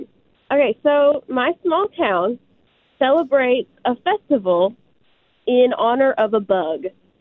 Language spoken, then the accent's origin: English; the South, Arkansas, United States; Well, growing up in the South